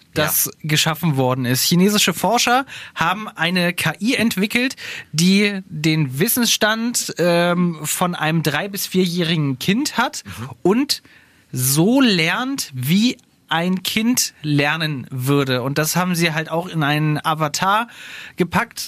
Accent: Harz, Germany; ich komme ja aus dem Harz

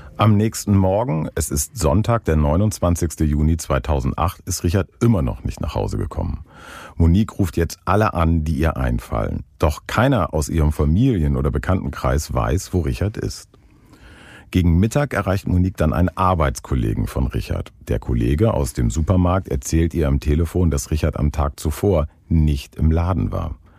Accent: Northern Germany, Germany; Ich als Norddeutscher

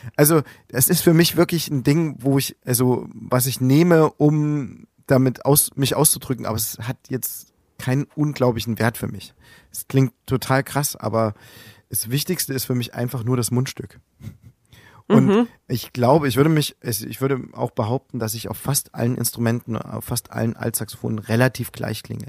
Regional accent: Plauen, Saxony, Germany; moved away as an adult; now in Leipzig, Germany; Ich bin Ende 80er Jahre geboren in Plauen. Direkt in der Wendezeit bin ich groß geworden

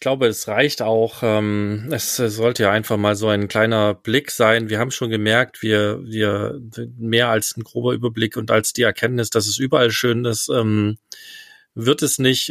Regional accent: East Germany, Germany; ich bin ja im Osten aufgewachsen mit meinen Eltern

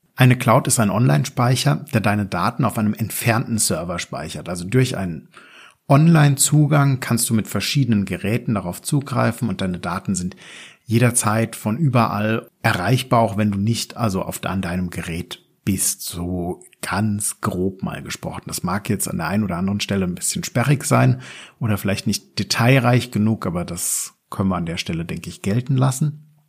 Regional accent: Germany; bei uns in Deutschland

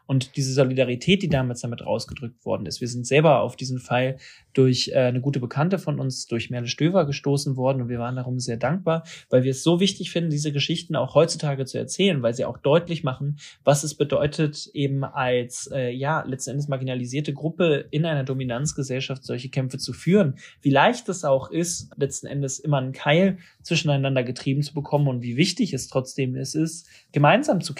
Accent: Hanover, Lower Saxony, Germany; Ich komme selbst aus Hannover

